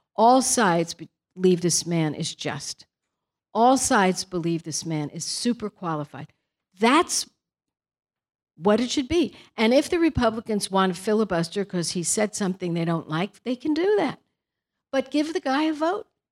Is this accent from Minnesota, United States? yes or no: no; Brooklyn, New York, United States; now in California, United States; We're from Brooklyn. We have a different personality.